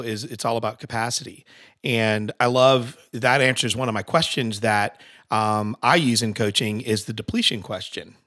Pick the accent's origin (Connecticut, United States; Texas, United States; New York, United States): Connecticut, United States; I'm from Connecticut